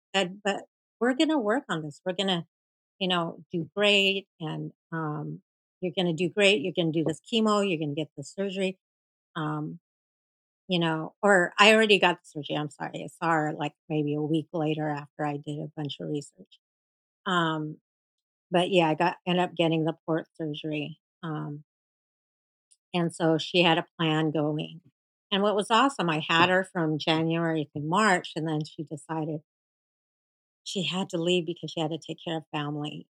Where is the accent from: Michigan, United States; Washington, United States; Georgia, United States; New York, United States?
Washington, United States; Seattle; I'm from Seattle, Washington.